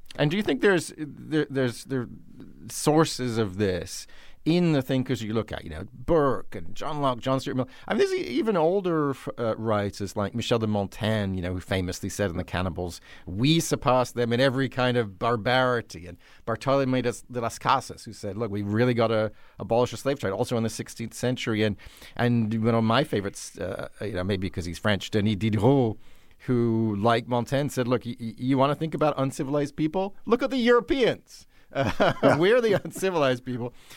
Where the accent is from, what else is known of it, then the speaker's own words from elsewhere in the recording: United Kingdom; confess to being a Brit myself